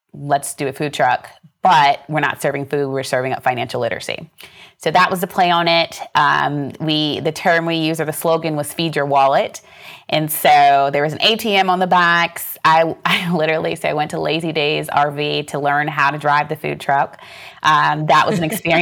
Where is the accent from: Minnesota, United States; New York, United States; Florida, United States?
Florida, United States; Pinellas Park; I was born and raised in Pinellas Park, Florida, which is right outside of the Tampa Bay, right outside of Tampa